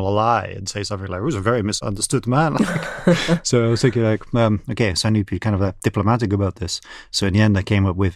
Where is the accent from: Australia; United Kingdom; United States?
United Kingdom; moved away; also born or lived in Russia